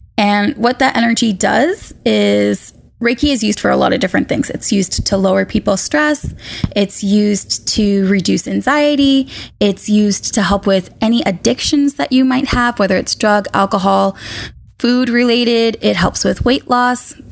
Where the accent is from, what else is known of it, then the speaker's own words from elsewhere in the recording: Boston, Massachusetts, United States; moved away as an adult; also born or lived in Maine; I was born and raised in Boston